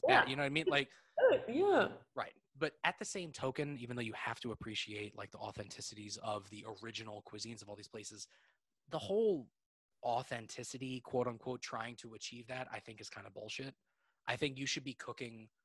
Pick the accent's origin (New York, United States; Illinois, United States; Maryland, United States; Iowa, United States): New York, United States; Eastchester; also born or lived in Manhattan, New York / Connecticut; now in Northern Westchester, United States; we moved back to Southern Westchester, like right outside, like Eastchester, like not far from like Yonkers and like the Bronx